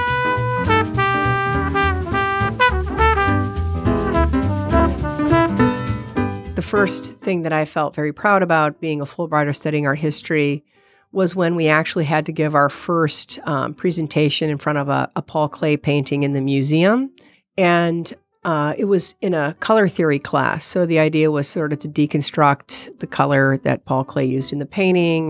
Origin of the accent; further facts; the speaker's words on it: United States; I'm American